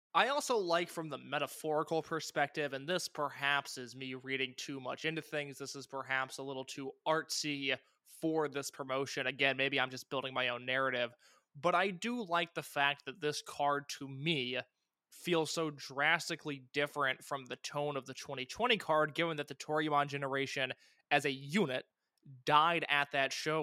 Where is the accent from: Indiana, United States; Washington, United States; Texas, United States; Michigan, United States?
Indiana, United States; I'm from Indiana